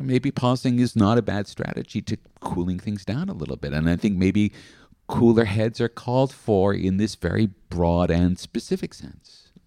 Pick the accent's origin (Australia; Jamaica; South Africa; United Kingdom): Australia; as an Australian